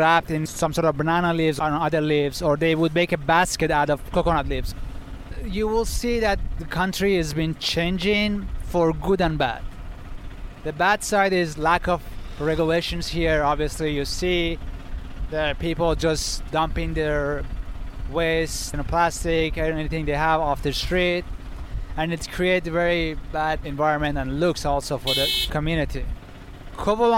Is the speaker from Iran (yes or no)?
yes; Shiraz, Fars, Iran; now in Washington, D.C., United States; I grew up in Iran, the country known as Northern Iran, and the back days was Persia, part of Persian Empire. I am from Shiraz.